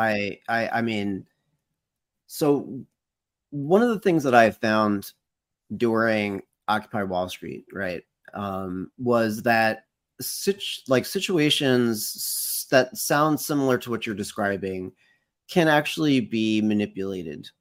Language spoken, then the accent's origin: English; United States; I can speak as, as an American